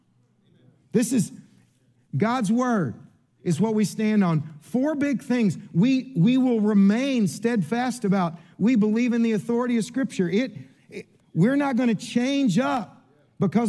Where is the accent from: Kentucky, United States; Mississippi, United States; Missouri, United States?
Kentucky, United States; I'm from Kentucky